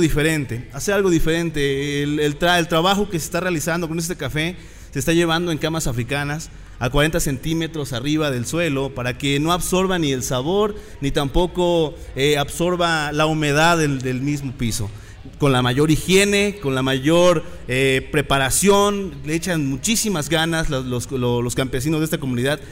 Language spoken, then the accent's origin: Spanish; Sierra Norte, Puebla, Mexico; Soy originario de la Sierra Norte del estado de Puebla, de una comunidad llamada Totutla.